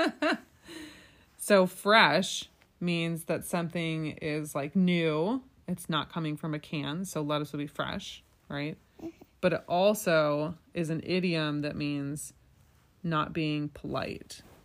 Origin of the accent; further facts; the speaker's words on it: Indiana, United States; now in Michigan, United States; I grew up in Indiana